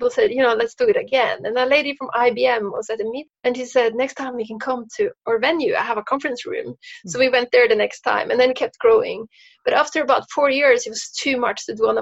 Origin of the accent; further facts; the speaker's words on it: Norway; moved away; I grew up in Norway